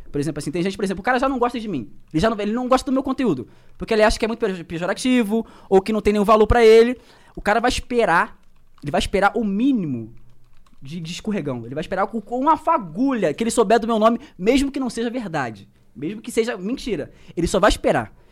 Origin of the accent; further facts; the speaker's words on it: Rio de Janeiro, Brazil; por conta da minha realidade, por exemplo, eu sou da Baixada Fluminense.